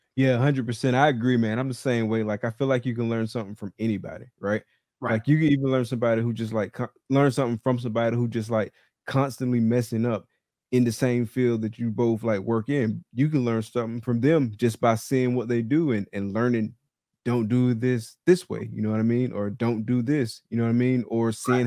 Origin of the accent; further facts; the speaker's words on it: Valdosta, Georgia, United States; now in Gainesville, United States; I live in Gainesville, Florida right now, and I'm from Valdosta, Georgia